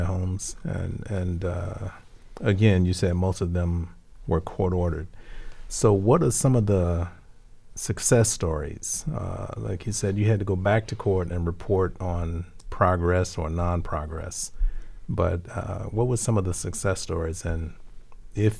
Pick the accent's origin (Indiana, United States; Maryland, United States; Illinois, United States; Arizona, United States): Indiana, United States; Gary; I grew up in Gary, Indiana